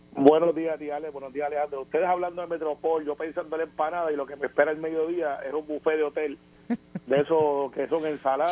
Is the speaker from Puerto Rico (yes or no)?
yes; Puerto Rico